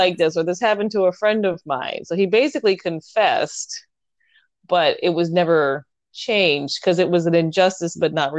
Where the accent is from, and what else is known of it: Portland, United States; born or raised there